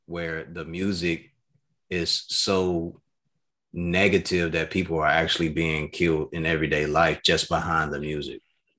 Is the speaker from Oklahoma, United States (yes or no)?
no; Chicago, Illinois, United States; I'm from that city. I'm from Chicago. I'm from the South Side, or I'm from over East, whatever you want to call it.